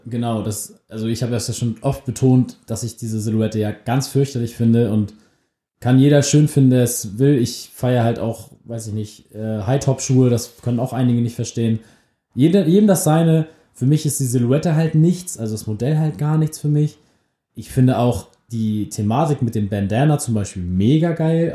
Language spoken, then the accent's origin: German; Germany; wir sind beide aus der Nähe von Hamburg